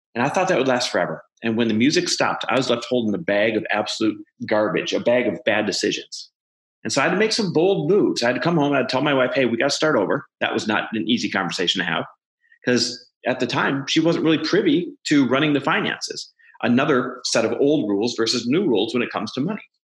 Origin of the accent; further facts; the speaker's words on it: Midwest, United States; moved away; I'm Midwest born and raised